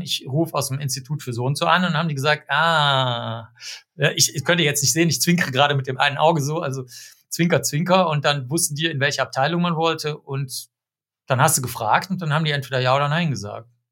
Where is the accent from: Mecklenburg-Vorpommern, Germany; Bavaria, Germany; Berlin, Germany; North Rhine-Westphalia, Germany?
North Rhine-Westphalia, Germany; Cologne; ich bin in Köln aufgewachsen